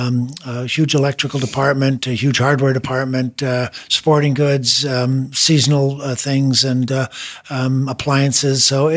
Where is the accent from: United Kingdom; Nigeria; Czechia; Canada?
Canada; Montreal, Quebec; Montreal, Canada. It's a French part of Canada